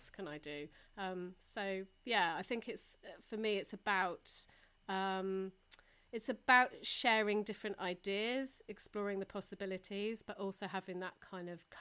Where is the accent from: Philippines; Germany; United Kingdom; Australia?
United Kingdom; Taunton, South West England; growing up in Taunton